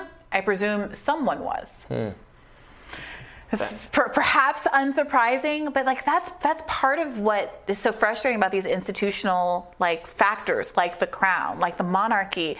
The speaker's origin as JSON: {"language": "English", "region": "New York", "country": "United States", "said": "I'm from New York"}